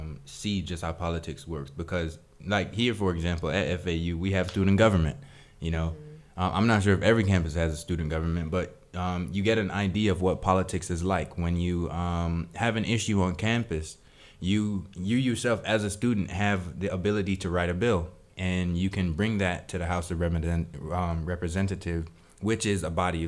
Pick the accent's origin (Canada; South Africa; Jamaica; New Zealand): Jamaica; now in United States; I wasn't born in America. Really, I was born in Jamaica